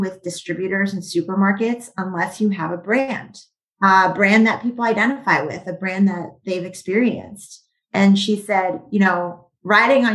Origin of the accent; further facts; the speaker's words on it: Weston, Massachusetts, United States; back at home in my hometown of Weston, Massachusetts.